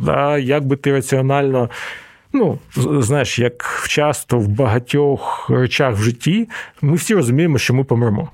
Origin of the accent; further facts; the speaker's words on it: Donetsk, Donetsk Oblast, Ukraine; moved away; мій рідний Донецьк